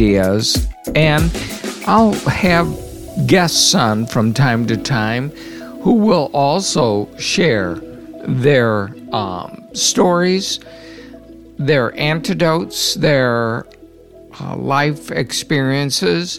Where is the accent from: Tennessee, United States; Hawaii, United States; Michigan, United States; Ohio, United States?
Michigan, United States; South Haven; moved away as an adult; also born or lived in Yucca Valley, California; now in Stockton, United States; I grew up in South Haven, Michigan